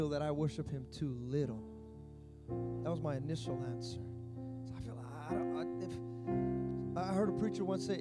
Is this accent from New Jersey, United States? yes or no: no; Fremont, California, United States; I grew up in Fremont Christian